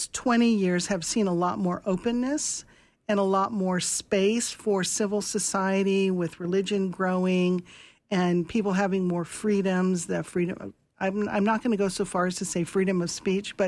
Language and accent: English; United States; also born or lived in China; I'm from the United States